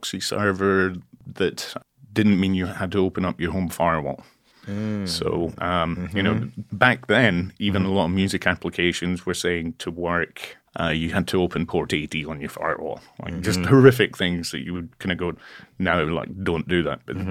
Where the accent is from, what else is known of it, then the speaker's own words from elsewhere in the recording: Scotland, United Kingdom; accent: Scottish; moved away as an adult; now in California, United States; I'm out originally from Scotland, so I was studying in Scotland then